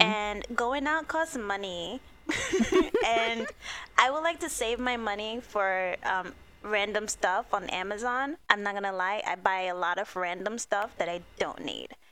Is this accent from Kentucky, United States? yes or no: no; New York City, New York, United States; we're New Yorkers